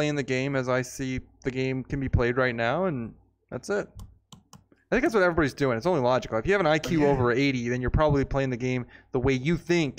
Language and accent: English; United States; I love my father. I am my father's child. I'm an American.